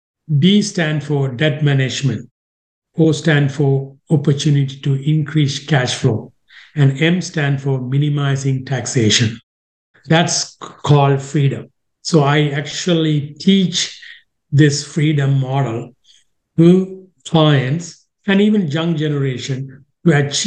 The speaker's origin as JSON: {"language": "English", "country": "Sri Lanka", "moved": "yes", "lives_now": "Canada", "said": "I came from Sri Lanka to Canada in 1990."}